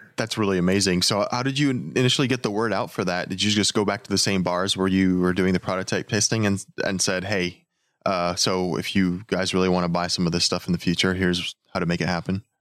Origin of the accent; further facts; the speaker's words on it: Texas, United States; I'm from Texas